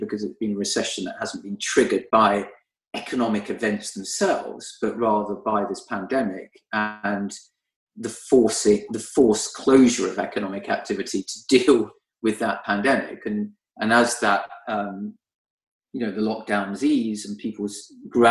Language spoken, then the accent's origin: English; London, United Kingdom; growing up in Northwest London, I was on my bike the whole time